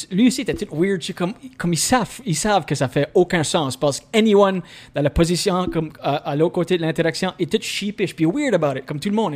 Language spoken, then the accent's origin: French; Scoudouc, New Brunswick, Canada; accent: Acadian; first language French; je suis né à Skidok, au Nouveau-Brunswick